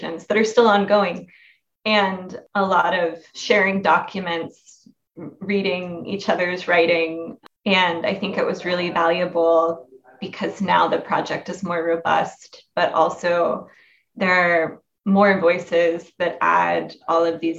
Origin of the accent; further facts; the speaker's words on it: Oklahoma, United States; I grew up in Oklahoma.